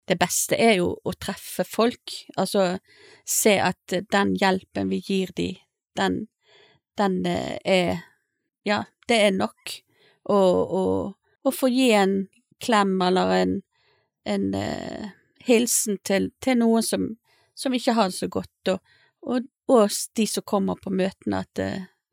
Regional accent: Bergen, Vestland, Norway; now in Stord, Norway; Jeg er en dame fra Bergen, opprinnelig. Eh, har vært forskjellige plasser i, i landet

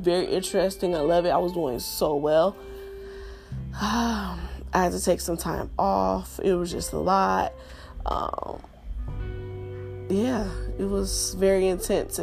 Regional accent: Los Angeles, California, United States; growing up in South Central

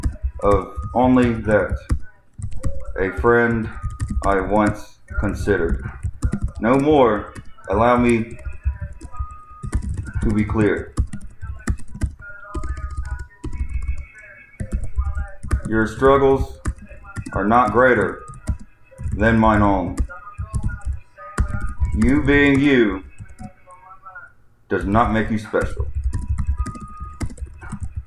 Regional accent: United States; As Americans

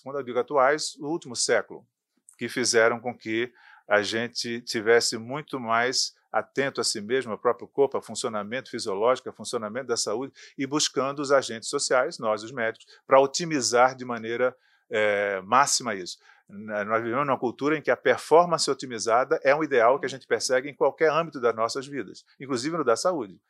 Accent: sertão of Pernambuco, Brazil; No sertão de Pernambuco, onde eu nasci

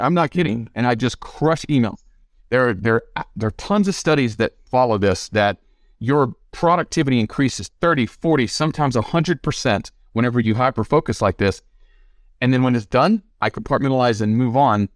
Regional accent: the South, United States; I grew up in the South, in a poor part of the country, in a poor part of the state on wick and food stamps

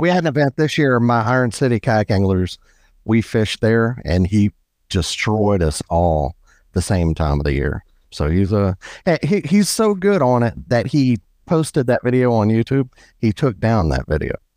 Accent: Biloxi, Mississippi, United States; now in Birmingham, United States; I'm from Biloxi and I live in Birmingham

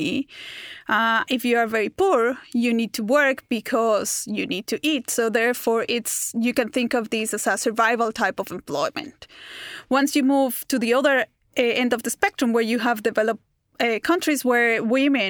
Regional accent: Bogotá, Colombia; now in Melbourne, Australia; I grew up in Bogota, in Colombia

